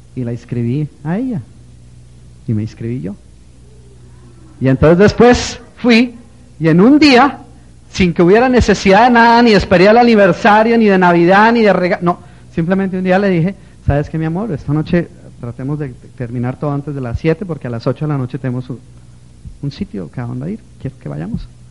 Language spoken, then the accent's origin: Spanish; Colombia; moved away; also born or lived in New Jersey; Yo soy colombiano